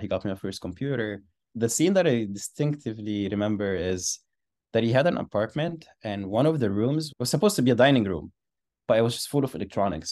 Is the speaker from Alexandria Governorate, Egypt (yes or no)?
yes; Alexandria, Alexandria Governorate, Egypt; moved away as an adult; I grew up in Alexandria, Egypt. I went to the same school for fourteen years, and I stayed in the same city for eighteen years